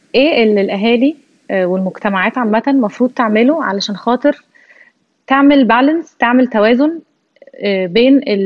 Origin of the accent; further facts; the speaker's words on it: Egypt; احنا كمصريين